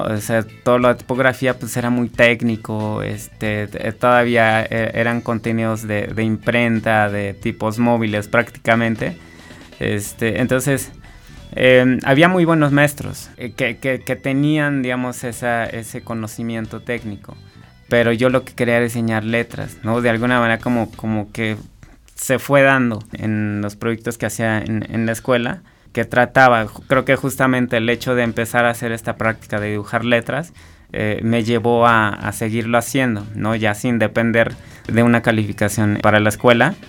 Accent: San Andrés Cholula, Puebla, Mexico; yo soy de Puebla, bueno, de un pueblito de, que es parte de San Andrés Cholula, que está en, Puebla

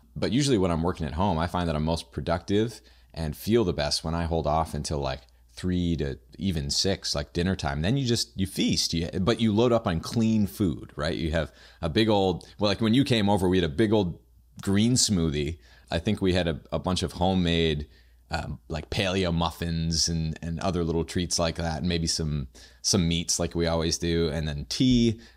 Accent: New Hampshire, United States; I am from New Hampshire

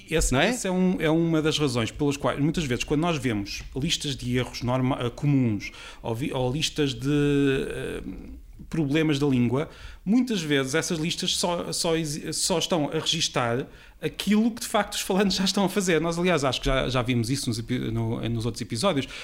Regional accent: Peniche, Centro, Portugal; a minha terra, de onde eu venho, que é de, de Peniche

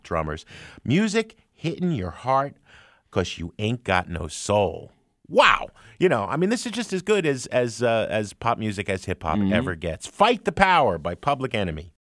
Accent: United States; I grew up in the New York, New Jersey area.

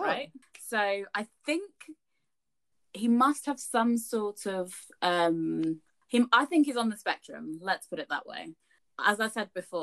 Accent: United Kingdom; Us being British

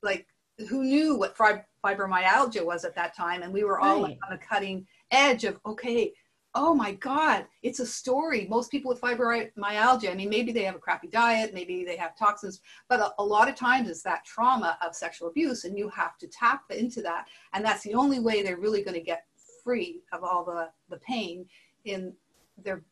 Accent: Montreal, Quebec, Canada; moved away; also born or lived in Nova Scotia; I grew up in Montreal, but I went and homesteaded in Nova Scotia

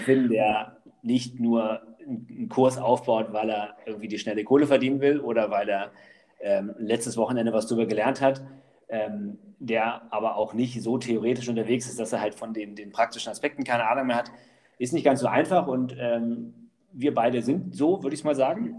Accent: Allerbüttel, Lower Saxony, Germany; also born or lived in Wolfsburg / Gifhorn; in Wolfsburg geboren und ähm, habe dann in Allerbüttel gelebt, Landkreis Gifhorn. Und dann mit 14 sind wir nach Gifhorn gezogen

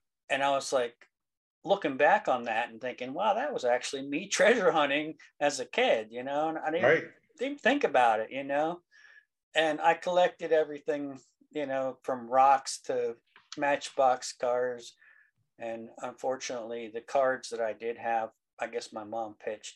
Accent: Central Pennsylvania, United States; I'm from Central Pennsylvania. I live about 4 miles south of Carlisle, Pennsylvania

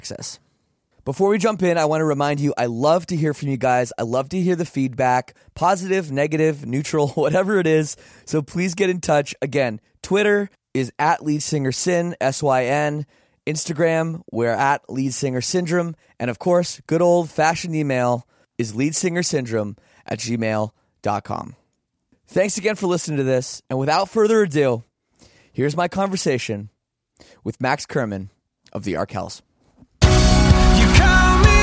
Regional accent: Oakville, Ontario, Canada; also born or lived in Toronto; I grew up here in Oakville. And I lived in Toronto for, like 6 years.

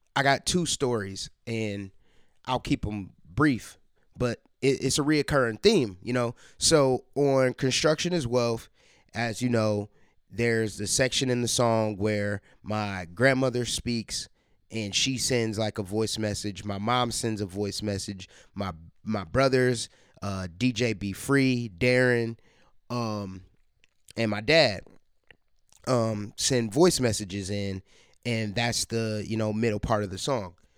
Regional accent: Columbus, Ohio, United States; Columbus is my hometown, my or my home base

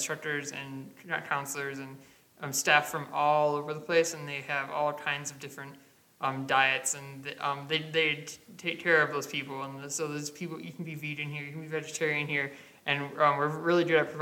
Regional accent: Michigan, United States; I'm from the Midwest

